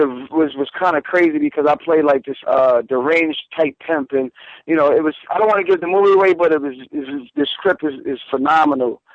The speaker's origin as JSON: {"language": "English", "town": "New York City", "region": "New York", "country": "United States", "tie": "born or raised there", "said": "I'm Jamaica, Queens."}